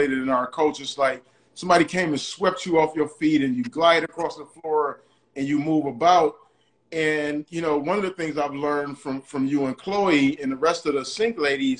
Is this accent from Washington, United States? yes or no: no; Detroit, Michigan, United States; I grew up like in Detroit